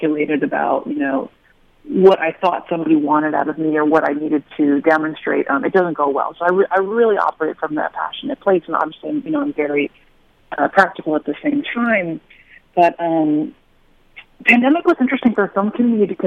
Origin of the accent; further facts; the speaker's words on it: Hartford, Connecticut, United States; I grew up in Hartford, Connecticut